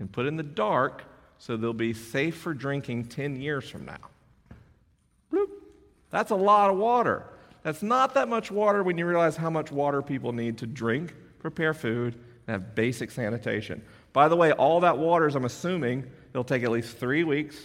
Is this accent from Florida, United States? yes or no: yes; Florida, United States; my home state